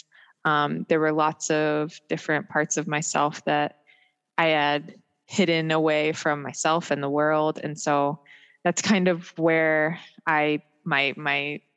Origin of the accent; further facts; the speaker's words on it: Maryland, United States; also born or lived in Germany; I grew up in Maryland